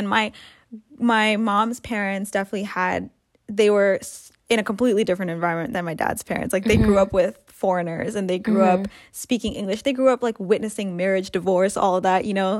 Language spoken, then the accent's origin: English; Canada; also born or lived in Africa / Sri Lanka (ancestry); growing up in Canada, growing up in a diverse environment